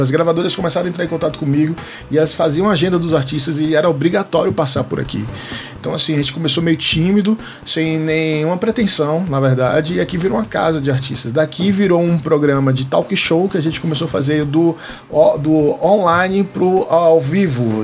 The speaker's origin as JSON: {"language": "Portuguese", "town": "Salvador", "region": "Bahia", "country": "Brazil", "tie": "born or raised there", "moved": "yes", "lives_now": "Brasília, Brazil", "said": "sou nascido e criado em Salvador, Bahia, moro aqui em Brasília há 20 anos né, desde 2004 que eu estou aqui"}